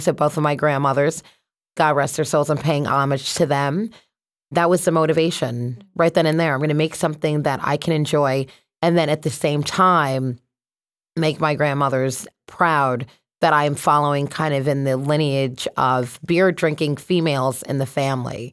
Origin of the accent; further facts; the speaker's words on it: Connecticut, United States; also born or lived in Boston; So I'm from Connecticut. So born and raised here, went to college in Boston